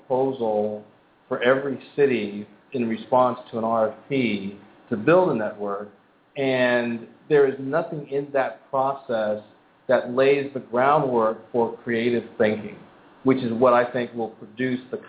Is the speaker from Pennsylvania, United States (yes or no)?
yes; Philadelphia, Pennsylvania, United States; moved away; I'm actually from Philadelphia originally